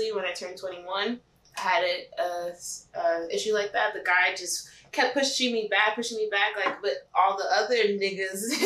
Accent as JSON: {"language": "English", "town": "Miami", "region": "Florida", "country": "United States", "tie": "born or raised there", "said": "my family's originally from New York, and then they moved to Miami, but I was born in Miami"}